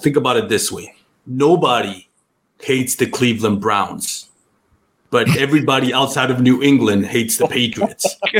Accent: Puerto Rico; first language Spanish; English is a second language; moved away as an adult; Grew up in Puerto Rico, lived there for most of my life

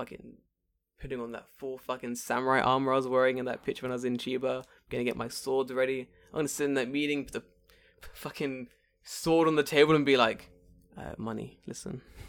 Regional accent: England, United Kingdom; now in Japan; I'm English.

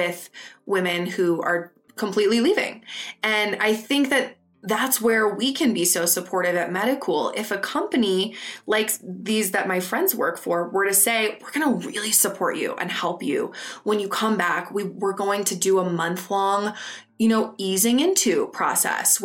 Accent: Madison, Wisconsin, United States; moved away as an adult; also born or lived in London; now in New York, United States; I grew up in Madison, Wisconsin, which is a great city

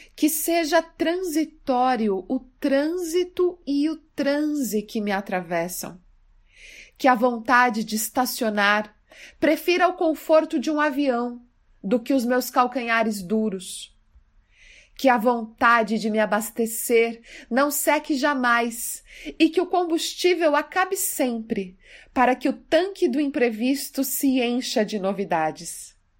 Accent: Mato Grosso do Sul, Brazil; now in São Paulo, Brazil; Eu sou do Mato Grosso do Sul e na escola eu já gostava muito de literatura

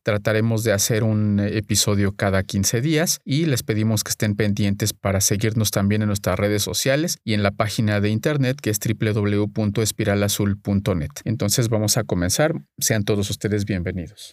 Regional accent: Mexico

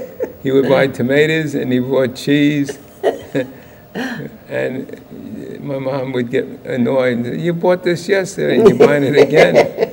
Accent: New York City, New York, United States; I was raised up, when we moved from Lower East Side, we went to Bushwick Bed-Stuy

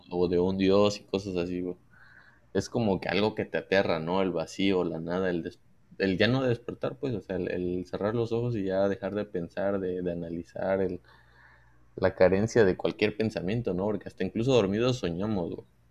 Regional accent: Mexico; nosotros como mexicanos

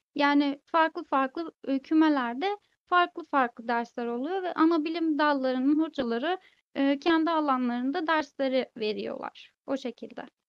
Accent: Istanbul, Turkey; ben de ailem de hani doğma büyüme İstanbulluyuz

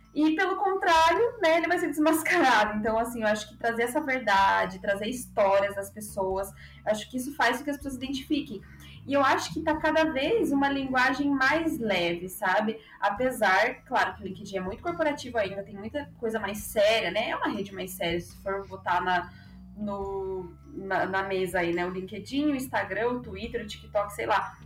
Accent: Ponta Grossa, Paraná, Brazil; now in São Paulo, Brazil; sou da cidade de Ponta Grossa, do Cris também, mas moro em São Paulo hoje em dia

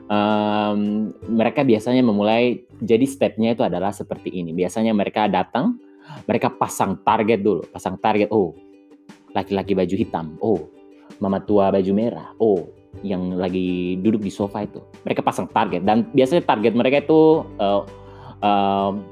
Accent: Saumlaki, Maluku, Indonesia; karena aku dari Saumlaki ini sudah gaya-gaya orang Saumlaki

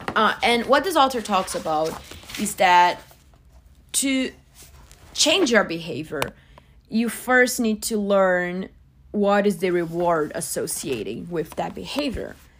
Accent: Brazil; moved away as an adult; now in United States; I'm originally from Brazil, but I've been living in the U S for about six years

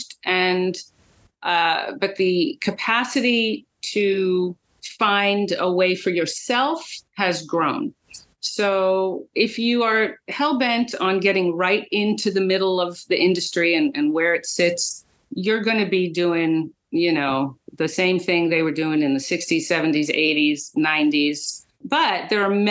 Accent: United States; I'm American.

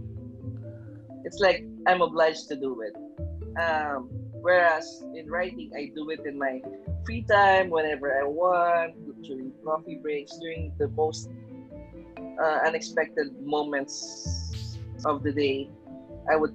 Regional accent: Philippines; moved away as an adult; I'm a Filipino

